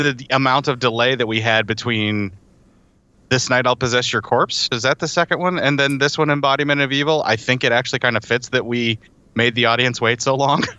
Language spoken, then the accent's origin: English; Appalachia, United States; there are parts of the Appalachia where I grew up where the Scottish moved into the mountain areas of around my hometown